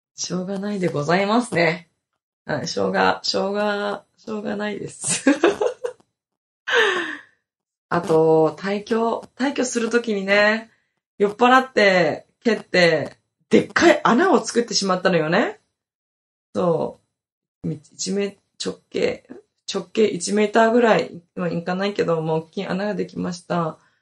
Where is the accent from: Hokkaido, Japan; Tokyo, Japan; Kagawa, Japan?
Hokkaido, Japan; now in Okinawa, Japan